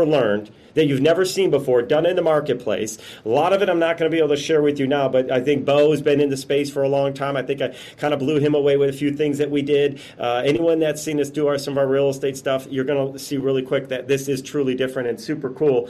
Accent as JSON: {"language": "English", "town": "Chicago", "region": "Illinois", "country": "United States", "moved": "as an adult", "lives_now": "Las Vegas, United States", "said": "I'm from Chicago. I just happened to now be living in Las Vegas"}